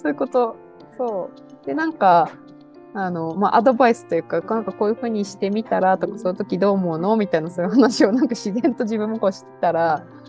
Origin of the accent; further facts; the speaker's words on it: Narita, Chiba, Japan; moved away; 私千葉県の成田の出身